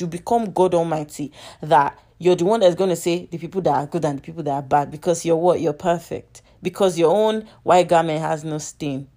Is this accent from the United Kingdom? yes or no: no; Nigeria; I'm Nigerian